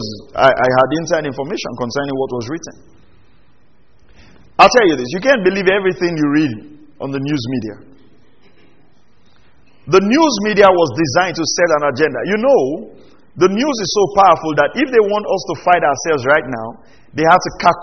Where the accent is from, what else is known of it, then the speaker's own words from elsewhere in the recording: Nigeria; as a Nigerian